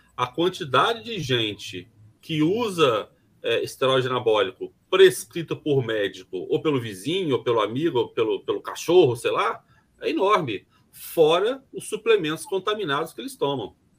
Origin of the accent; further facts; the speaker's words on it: Brazil; eu me incluo nesse pacote, tá, como, como brasileiro